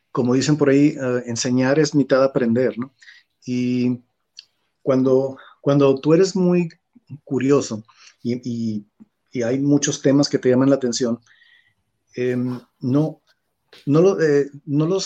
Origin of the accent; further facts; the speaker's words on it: Mexico; moved away as an adult; now in China; soy un mexicano que vive en China